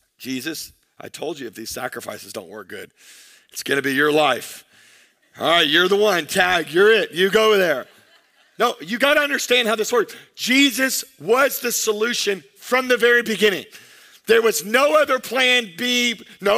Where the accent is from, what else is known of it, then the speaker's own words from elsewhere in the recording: United States; us as American Christians